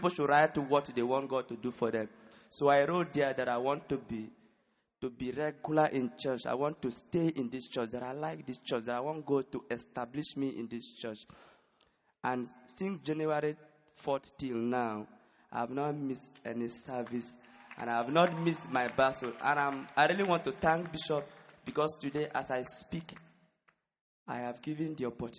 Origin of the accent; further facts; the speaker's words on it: Nigeria; I'm from Nigeria